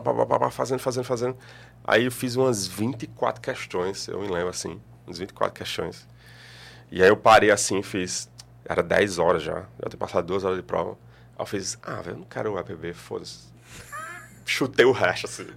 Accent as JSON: {"language": "Portuguese", "town": "Campina Grande", "region": "Paraíba", "country": "Brazil", "moved": "as an adult", "lives_now": "João Pessoa, Brazil", "said": "eu sou de Campina Grande"}